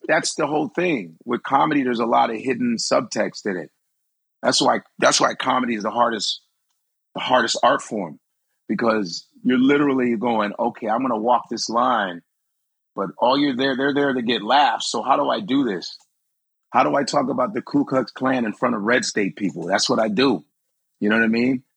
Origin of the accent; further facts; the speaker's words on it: Chicago, Illinois, United States; now in New York, United States; are from Chicago, most segregated city in the country